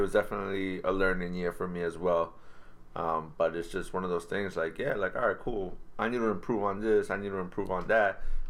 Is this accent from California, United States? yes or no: no; Lowell, Massachusetts, United States; I'm from Lowell.